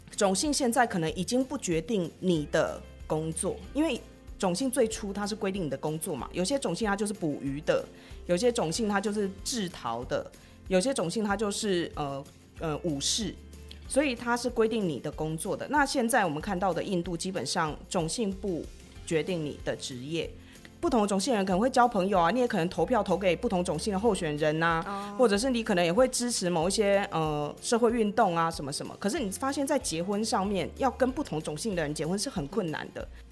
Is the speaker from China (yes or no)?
no; Taiwan; first language Chinese; moved away as an adult; now in India; 我们台湾人对外国人的想象很像